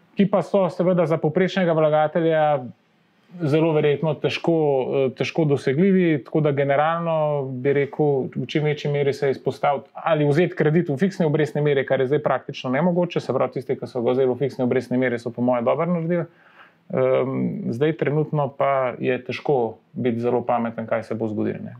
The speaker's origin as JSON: {"language": "Slovenian", "country": "Slovenia", "said": "Slovenci smo"}